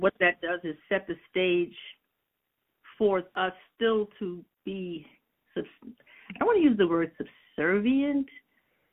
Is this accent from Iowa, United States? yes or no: no; New York City, New York, United States; I was born and raised in Queens.